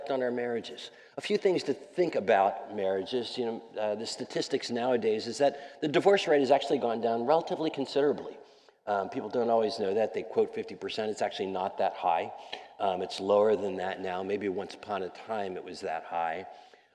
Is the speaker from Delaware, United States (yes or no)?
yes; Wilmington, Delaware, United States; moved away as an adult; now in New York City, United States; I'm a Mid-Atlantic kid. I grew up in Wilmington, Delaware, so not too far away from here.